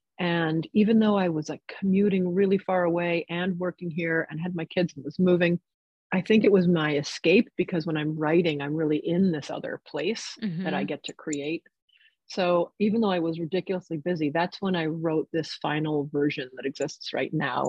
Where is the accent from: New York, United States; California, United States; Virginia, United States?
New York, United States; also born or lived in New Jersey, United States; And it was just so magical to me growing up in New York and New Jersey.